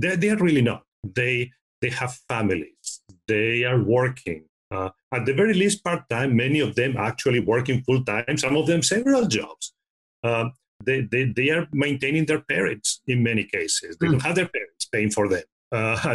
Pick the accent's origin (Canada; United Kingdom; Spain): Spain; now in United States; I'm originally from Spain